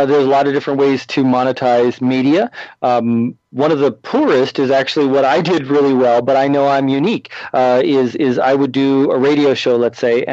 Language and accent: English; Canada; moved away as an adult; now in United States; I'm from Canada originally